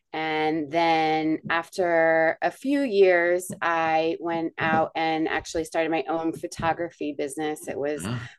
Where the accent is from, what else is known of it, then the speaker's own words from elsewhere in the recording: Rhode Island, United States; moved away as an adult; also born or lived in Florida; I am from Rhode Island. So I was born in and grew up in Rhode Island.